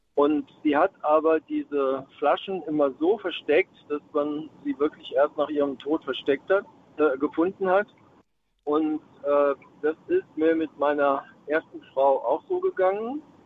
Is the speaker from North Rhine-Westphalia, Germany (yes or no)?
no; Mannheim, Baden-Württemberg, Germany